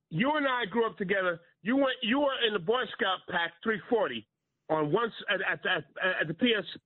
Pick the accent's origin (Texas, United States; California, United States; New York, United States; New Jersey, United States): New York, United States; New York City; I grew up on Lincoln Place between Utica and Rochester, St. Matthew's Church.